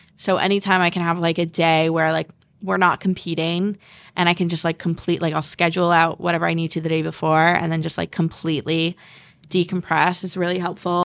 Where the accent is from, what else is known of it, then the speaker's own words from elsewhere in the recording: Southborough, Massachusetts, United States; I'm from South Borough, Mass.